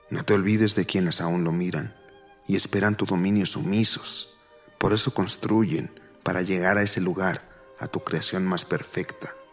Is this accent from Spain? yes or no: no; Mexico City, Mexico; Nací hace 26 años en la Ciudad de México y vivo aquí desde entonces.